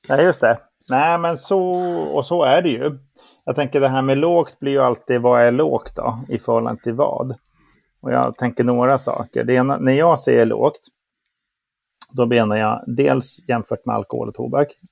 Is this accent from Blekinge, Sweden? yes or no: no; Luleå, Norrbotten County, Sweden; jag är ju uppväxt i Luleå